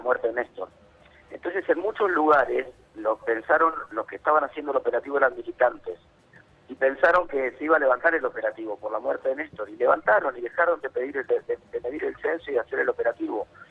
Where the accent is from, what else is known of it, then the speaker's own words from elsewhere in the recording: La Plata, Buenos Aires Province, Argentina; toda mi vida viví en La Plata, soy de La Plata